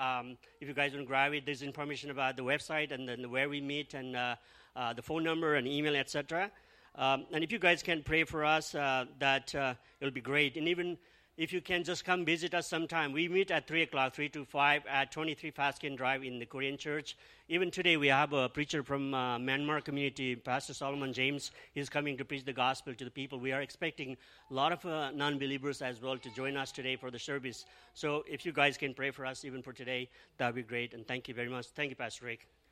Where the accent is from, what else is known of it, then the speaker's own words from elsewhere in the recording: Nepal; also born or lived in Australia / Toronto; now in Mississauga, Canada; we are originally from Nepal.